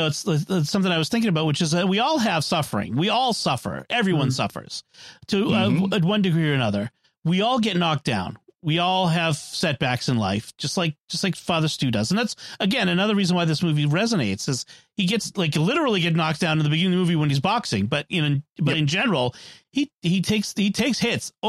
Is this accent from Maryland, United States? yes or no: no; Boston, Massachusetts, United States; I was born in Boston